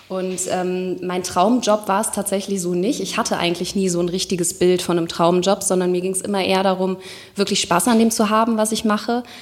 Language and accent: German; Cologne, North Rhine-Westphalia, Germany; born there; also born or lived in Nuremberg; ich bin in Köln in der Uniklinik geboren. Tatsächlich auch durch einen Zufall.